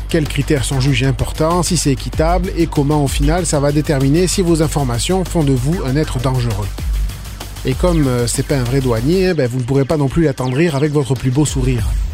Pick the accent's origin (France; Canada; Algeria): Canada; chez nous au Canada